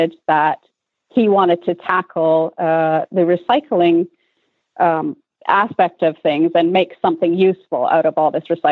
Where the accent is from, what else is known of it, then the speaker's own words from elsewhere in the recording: Canada; moved away as an adult; also born or lived in Europe; born and raised in Canada and then ended up in Europe for 8 years